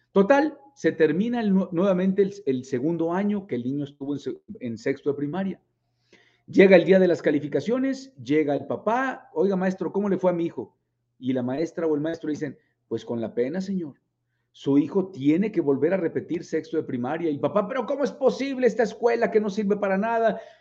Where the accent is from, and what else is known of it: Mexico